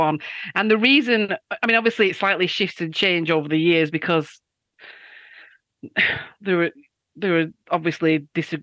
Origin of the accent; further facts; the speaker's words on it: the north of England, United Kingdom; accent: northern; I'm just from the north of this country.